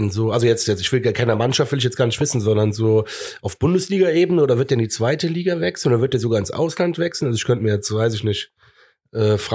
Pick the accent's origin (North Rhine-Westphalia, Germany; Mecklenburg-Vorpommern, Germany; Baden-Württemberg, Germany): North Rhine-Westphalia, Germany; Cologne; so bekloppt sind wir Kölner ja, ne?